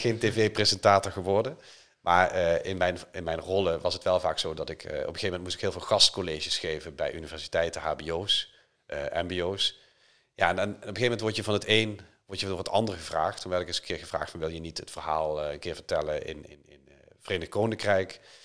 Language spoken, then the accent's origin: Dutch; Limburg, Netherlands; moved away; ik ben voorzitter van het Limburgs Museum, de provincie waar ik oorspronkelijk vandaan kom.